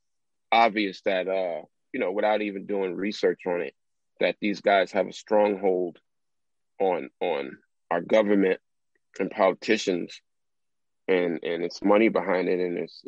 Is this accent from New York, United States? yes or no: yes; New York City, New York, United States; growing up in South Jamaica